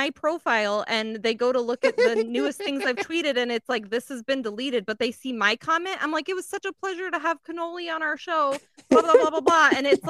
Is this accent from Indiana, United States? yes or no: no; Colorado, United States; Growing up in Colorado